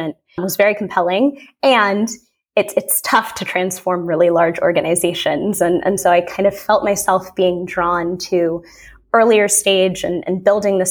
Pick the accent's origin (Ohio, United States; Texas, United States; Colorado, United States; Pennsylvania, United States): Colorado, United States; Southern; moved away; I am originally from Southern Colorado